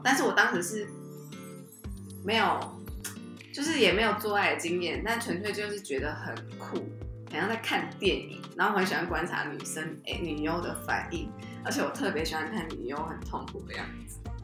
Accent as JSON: {"language": "Chinese", "region": "Kinmen County", "country": "Taiwan", "tie": "born or raised there", "said": "我是金门人"}